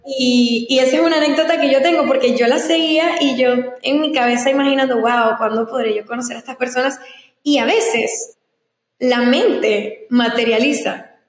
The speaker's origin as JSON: {"language": "Spanish", "town": "Ciudad Ojeda", "region": "Zulia", "country": "Venezuela", "tie": "born or raised there", "also_born_or_lived": "San Antonio, Texas / Maracaibo / Cabimas", "moved": "yes", "lives_now": "United States", "said": "yo me crié toda mi vida en el estado Zulia, específicamente a una hora de Maracaibo, en un lugar llamado Ciudad Ojeda"}